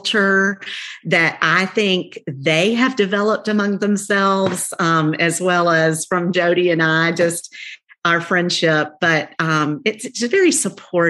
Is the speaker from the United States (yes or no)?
yes; the South, United States; accent: twang; we're from the South, so we got a little twang